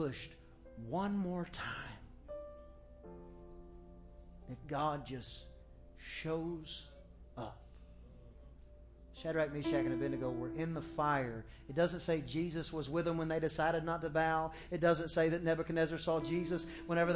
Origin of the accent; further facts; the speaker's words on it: Texas, United States; we're from Texas